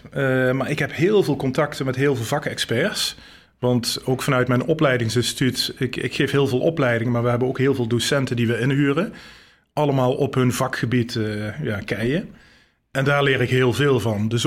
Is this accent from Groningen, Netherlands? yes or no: no; Geleen, Limburg, Netherlands; born there; Ik ben geboren in Geleen, Zuid-Limburg. Niet te horen.